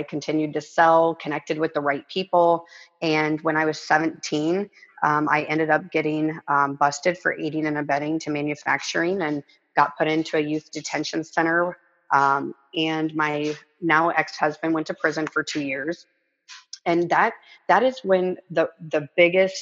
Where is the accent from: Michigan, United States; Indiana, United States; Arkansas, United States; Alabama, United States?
Arkansas, United States; also born or lived in California; I grew up in Arkansas. We moved to California. So Arkansas is born, California. I was 6 years old